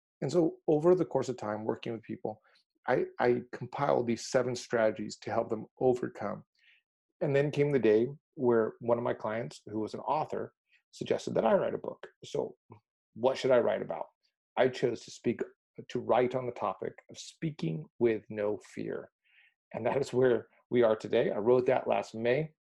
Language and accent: English; Mexico; So really going back to this, I grew up in Mexico and was really the proverbial fish out of water, did not fit in anywhere.